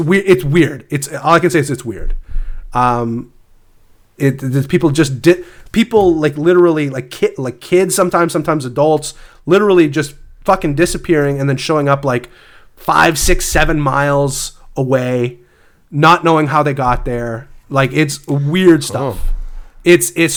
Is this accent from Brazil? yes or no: no; Canada; I'm Canadian.